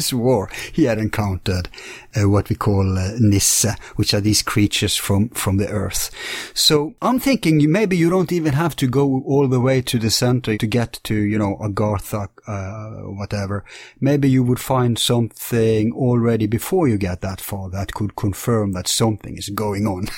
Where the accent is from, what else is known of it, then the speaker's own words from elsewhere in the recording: Bergen, Vestland, Norway; my hometown in Bergen